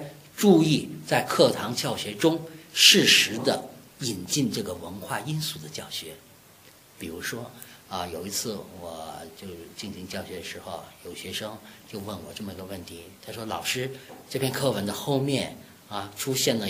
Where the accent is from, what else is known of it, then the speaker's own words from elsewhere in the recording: China; 我们中国人